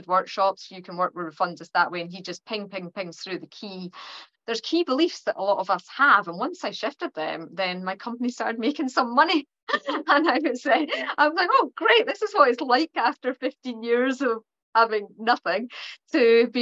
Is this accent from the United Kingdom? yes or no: yes; Perthshire, Scotland, United Kingdom; accent: Scottish; my Scottish accent is actually quite mild because I'm from Perthshire, which is the middle of Scotland